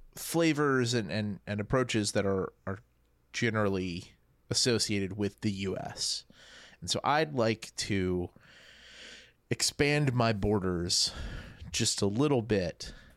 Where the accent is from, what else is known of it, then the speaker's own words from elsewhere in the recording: New Orleans, Louisiana, United States; my hometown of New Orleans